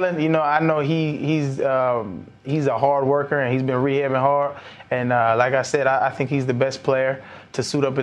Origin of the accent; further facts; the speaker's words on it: Albuquerque, New Mexico, United States; when I was a little kid, I grew up in Albuquerque, New Mexico